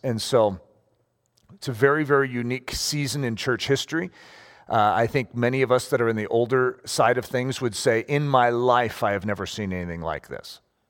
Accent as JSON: {"language": "English", "country": "United States", "said": "I am a Christian first, more than I am an American."}